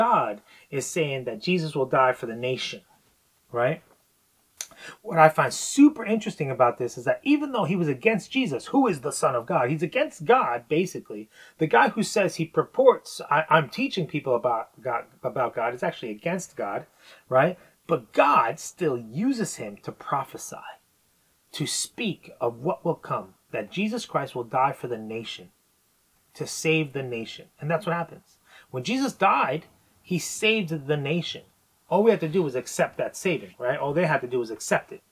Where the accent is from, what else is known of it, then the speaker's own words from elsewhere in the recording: New York, United States; I'm from New York.